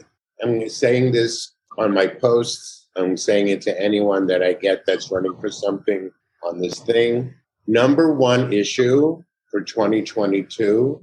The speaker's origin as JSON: {"language": "English", "region": "New York", "country": "United States", "lives_now": "California, United States", "said": "I'm in California. Yeah. I came from New York, as far as I go."}